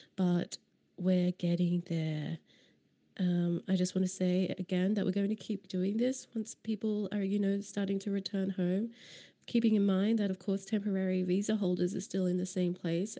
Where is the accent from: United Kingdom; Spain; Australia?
Australia; Queensland; now in Berlin, Germany; as a Queenslander